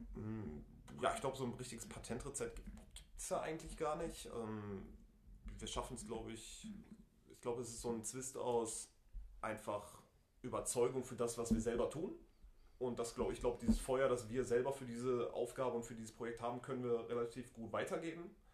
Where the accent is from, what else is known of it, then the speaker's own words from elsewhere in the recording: Essen, North Rhine-Westphalia, Germany; bin gebürtiger Essener, habe den Großteil meiner Jugend als Spieler beim FC Krei verbracht